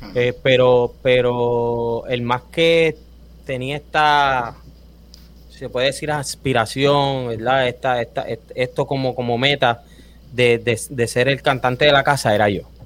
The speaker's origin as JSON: {"language": "Spanish", "town": "Río Grande", "country": "Puerto Rico", "tie": "born or raised there", "also_born_or_lived": "Fajardo, Puerto Rico", "moved": "as an adult", "lives_now": "Orlando, United States", "said": "soy duro pero me crié toda mi vida eh, en el pueblo de Río Grande"}